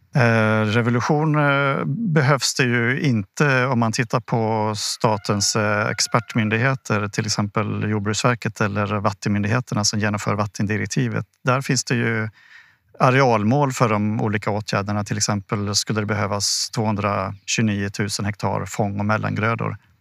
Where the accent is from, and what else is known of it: Sweden